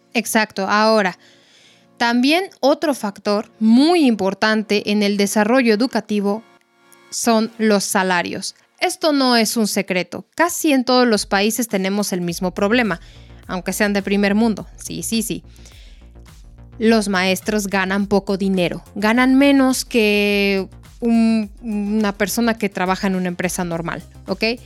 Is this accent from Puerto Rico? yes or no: no; Mexico